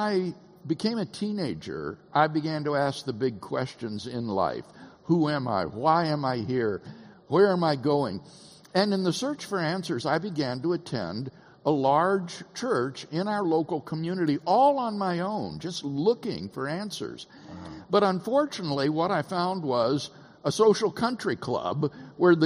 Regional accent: Keokuk, Iowa, United States; also born or lived in Peoria, Illinois; Peoria, Illinois, is where I was born, and then raised in a little town on the Mississippi River called Keokuk, Iowa

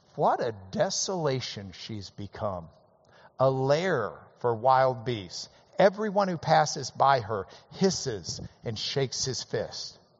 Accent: Lubbock, Texas, United States; growing up in Lubbock, we would root for Texas Tech every game day

